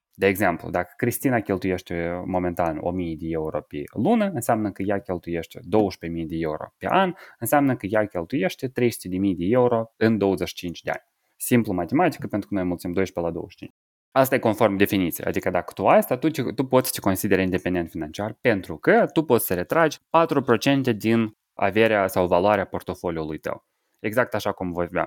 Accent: Moldova; moved away as an adult; also born or lived in Cluj, Romania; la 19 ani, m-am mutat din Republica Moldova, m-am mutat de la părinții mei de acasă

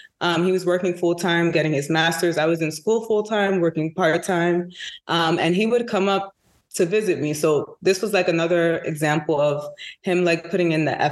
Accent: New York City, New York, United States; I'm from Harlem.

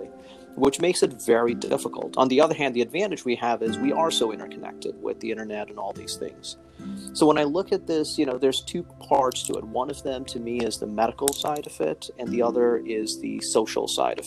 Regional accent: India; also born or lived in Chicago, United States; now in Newark, United States; I actually was born and raised in India originally, and then moved to Chicago, which is where I did my undergraduate medical school and residency training

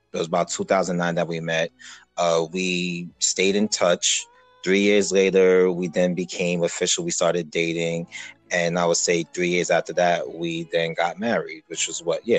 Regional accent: New York City, New York, United States; living, well, from Brooklyn, as my wife mentioned, East Flatbush, you know, representing Jamaica

